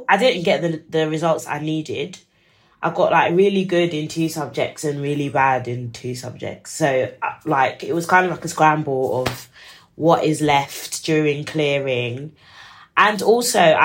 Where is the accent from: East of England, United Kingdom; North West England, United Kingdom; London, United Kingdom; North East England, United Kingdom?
London, United Kingdom; we're from East London